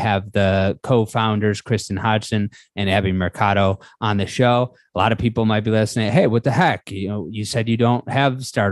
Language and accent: English; Buffalo, New York, United States; I'm from Buffalo, which is a place where you are just supposed to believe